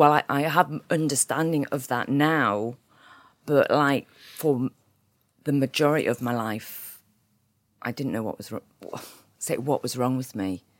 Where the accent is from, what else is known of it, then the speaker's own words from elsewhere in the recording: Hexham, North East England, United Kingdom; I was raised in Northumberland, actually. I went to school in a place called Hexham, very countrified town, but sort of based around Newcastle. I'm based in Newcastle now.